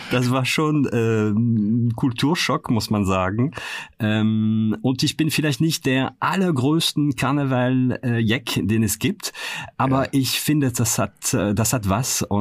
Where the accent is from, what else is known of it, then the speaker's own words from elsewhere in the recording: France; now in Cologne, Germany; man könnte sagen, ich bin Kölner Franzose, muss man sagen